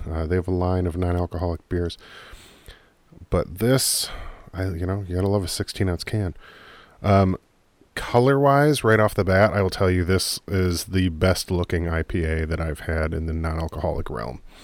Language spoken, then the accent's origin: English; United States; I'm an American